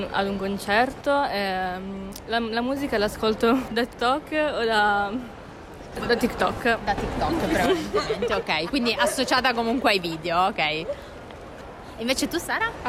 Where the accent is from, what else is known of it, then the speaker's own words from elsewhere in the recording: Collegno, Piedmont, Italy; frequento il liceo Chiuri Vittorina Grugliasco e vengo da Collegno.